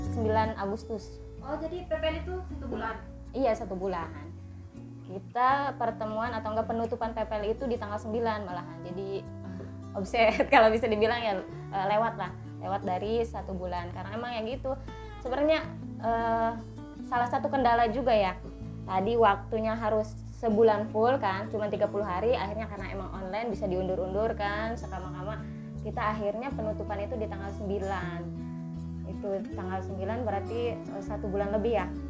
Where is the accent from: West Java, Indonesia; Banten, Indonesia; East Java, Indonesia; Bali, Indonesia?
Banten, Indonesia; Lebak Regency; saya berasal dari Kabupaten Lebak